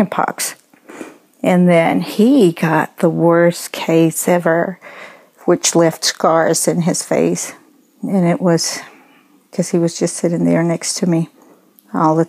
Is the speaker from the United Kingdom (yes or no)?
no; Colombia; born or raised there; moved away